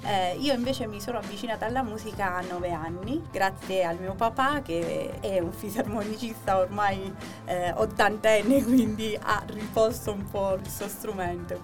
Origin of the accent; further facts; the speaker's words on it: Chieti, Abruzzo, Italy; now in Bucchianico, Italy; io sono originaria di Chieti, vivo a Bucchianico